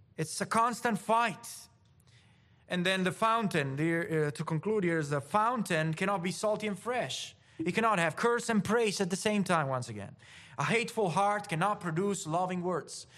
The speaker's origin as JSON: {"language": "English", "country": "Italy", "tie": "born or raised there", "moved": "yes", "said": "I grew up in the Mediterranean, in Italy"}